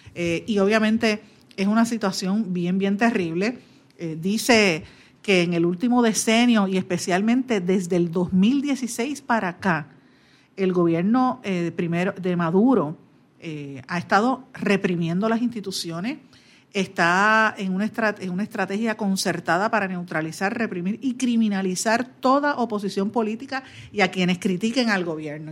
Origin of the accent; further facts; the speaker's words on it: Guaynabo, Puerto Rico; mi pueblo de Guaynabo